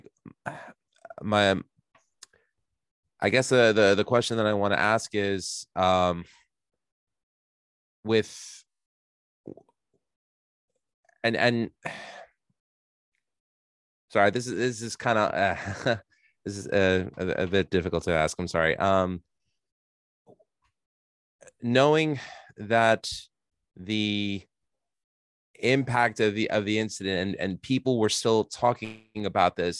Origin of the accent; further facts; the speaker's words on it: New York City, New York, United States; here in New York, where I was born and raised in Queens